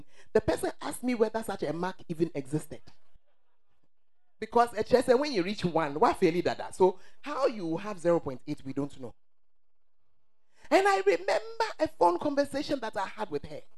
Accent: Ghana; the truth of us as Ghanaians

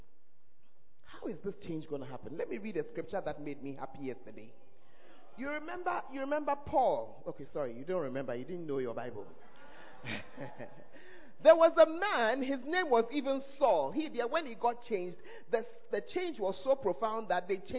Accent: Ghana; one of the blessings of being an African or of being a Ghanaian is that we believe in God.

